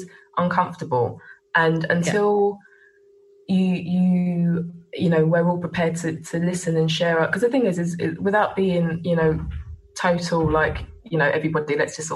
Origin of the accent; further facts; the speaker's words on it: England, United Kingdom; I'm also English and British and hold a British passport.